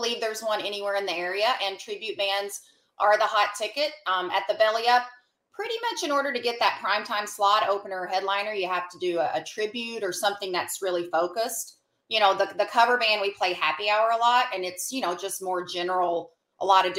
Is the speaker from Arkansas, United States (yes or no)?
yes; Arkansas, United States; accent: twang; Moved away. Arkansas.